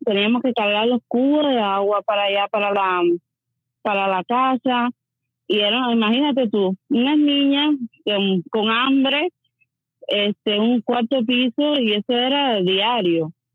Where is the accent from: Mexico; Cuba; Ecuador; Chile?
Cuba; moved away as an adult; now in Las Vegas, United States; yo salí tanto tiempo hace de Cuba, como te digo, de los años 67